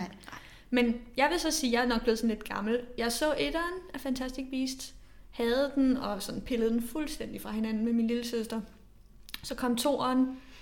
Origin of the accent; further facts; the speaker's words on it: Denmark; som dansker